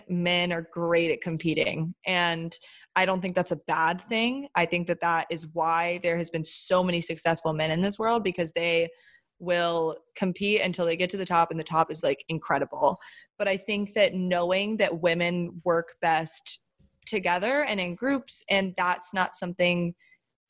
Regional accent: the South, United States; moved away as an adult; also born or lived in Chapel Hill, North Carolina; now in New York, United States; I grew up in the South.

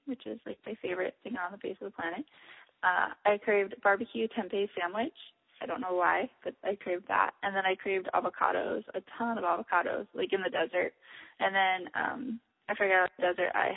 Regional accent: Michigan, United States; I grew up in Michigan, and my family has long roots there

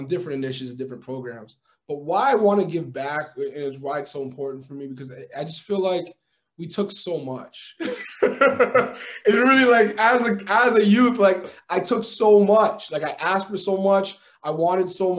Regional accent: Toronto, Ontario, Canada; also born or lived in Montreal / Peel Region; I was born in Montreal. I actually grew up mostly in the city, in Toronto. And then I moved to the west probably in grade 9, grade 10

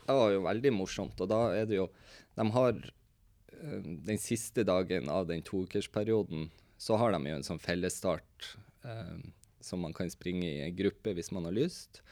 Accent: Tromsø, Troms, Norway; vi er en kompisgjeng fra Tromsø

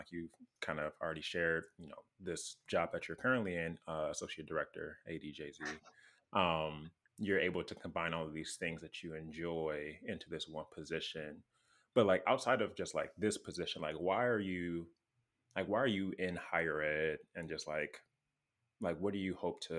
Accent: Wisconsin, United States; I'm from Wisconsin

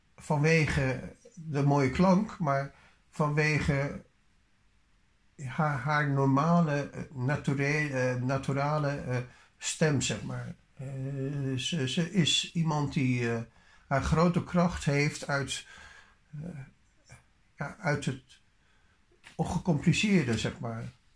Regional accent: Netherlands; we zijn geen Engelse mensen, we zijn Nederlanders

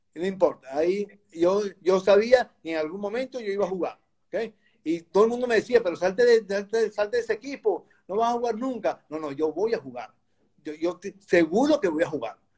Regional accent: Caracas, Capital District, Venezuela; moved away as an adult; now in Valencia, Spain; yo vivía en Caracas, nací en Caracas, en Venezuela

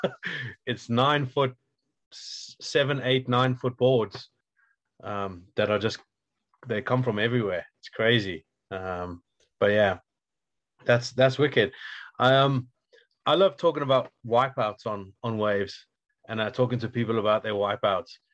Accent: Wales, United Kingdom; where i come from in wales

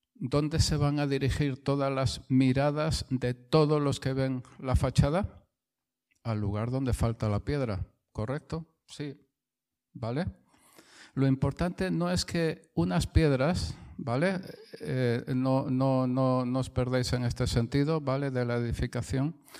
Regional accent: Spain; soy español

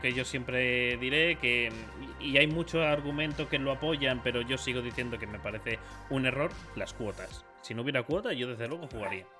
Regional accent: Spain; nosotros en España

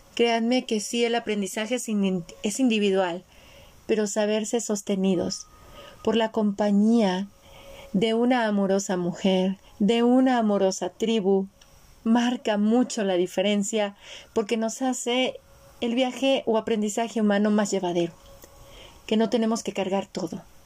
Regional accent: Mexico; yo nací en México, soy la primer mezcla dentro de mi árbol, del lado de mi mamá, entre los países europeos y México

